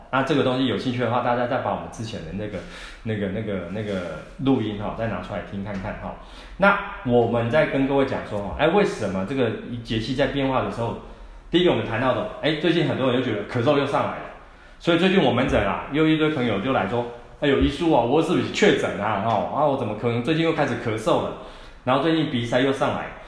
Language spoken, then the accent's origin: Chinese; Taiwan; 我们台湾人的体质